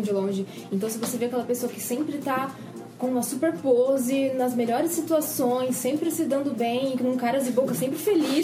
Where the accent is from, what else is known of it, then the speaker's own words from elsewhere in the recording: Bauru, São Paulo, Brazil; accent: caipira; Eu sou de Bauru, São Paulo.